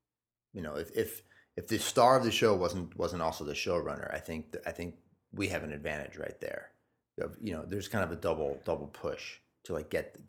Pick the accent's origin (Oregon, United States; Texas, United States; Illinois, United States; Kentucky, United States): Illinois, United States; Chicago; I grew up in Chicago.